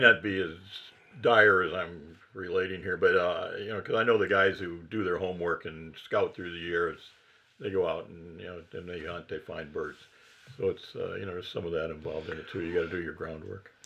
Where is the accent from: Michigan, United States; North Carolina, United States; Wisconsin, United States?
Michigan, United States; Battle Creek; I grew up in Battle Creek uh, by Postonville.